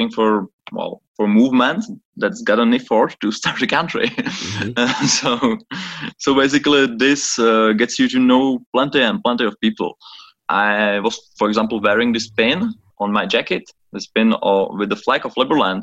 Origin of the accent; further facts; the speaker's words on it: Czechia; I'm originally from the Czech Republic